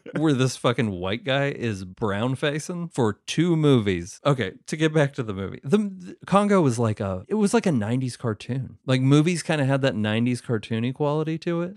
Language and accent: English; West Virginia, United States; somebody I grew up with in West Virginia